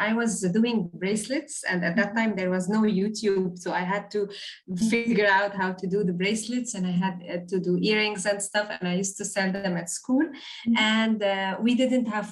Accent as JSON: {"language": "English", "town": "Beirut", "region": "Beirut Governorate", "country": "Lebanon", "tie": "born or raised there", "moved": "as an adult", "lives_now": "Dubai, United Arab Emirates", "said": "I'm originally from Beirut, from Lebanon. And today I'm living in the beautiful city of Dubai"}